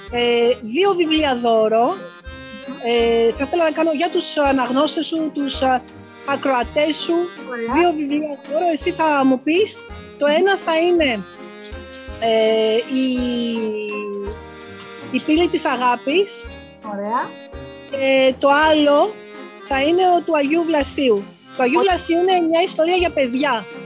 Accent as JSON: {"language": "Greek", "country": "Greece", "said": "Είμαι περήφανη και είμαι περήφανη που είμαι Ελληνίδα και αυτό το, το επικοινωνώ στο εξωτερικό."}